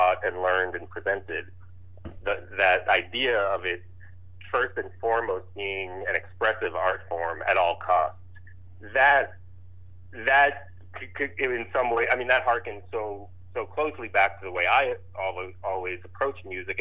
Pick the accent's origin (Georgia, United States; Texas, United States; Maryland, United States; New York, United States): New York, United States; New York City; now in Staunton, United States; I grew up in New York City